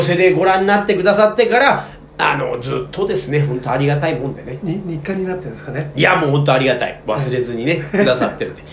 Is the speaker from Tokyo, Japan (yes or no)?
yes; Tokyo, Japan; 私の地元の区民館